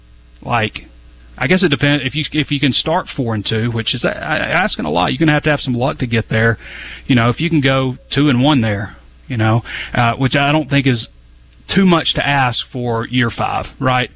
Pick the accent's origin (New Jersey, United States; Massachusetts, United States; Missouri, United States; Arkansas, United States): Arkansas, United States; North Little Rock; also born or lived in Sheridan, Arkansas; I'm from that area. I grew up in North Little Rock and Sheridan.